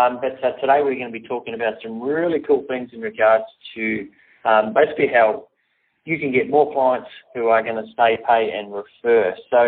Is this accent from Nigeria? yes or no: no; Gold Coast, Queensland, Australia; because I'm from the Gold Coast